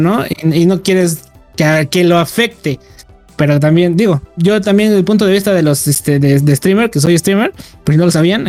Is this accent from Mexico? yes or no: yes; Mexico; somos mexicanos, las tres personas